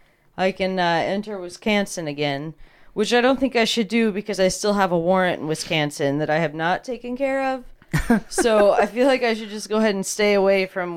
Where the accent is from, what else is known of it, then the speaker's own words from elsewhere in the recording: Canada; It's because I'm from Canada, so every now and then.